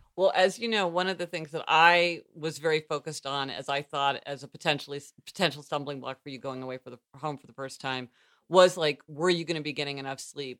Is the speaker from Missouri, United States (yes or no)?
yes; Missouri, United States; moved away; being from Missouri